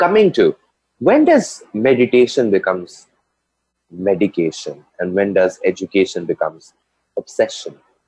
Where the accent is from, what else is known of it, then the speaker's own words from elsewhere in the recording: India; I'm from India, it's the land of Kama Sutra and orgies. We have temples here